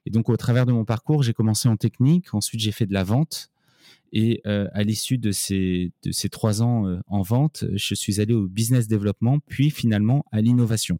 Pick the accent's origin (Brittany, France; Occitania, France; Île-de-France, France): Île-de-France, France; Paris; moved away as an adult; also born or lived in Nancy; Je suis parisien, euh, je suis né à Paris, on va dire un vrai parisien qui a fait ses études à Paris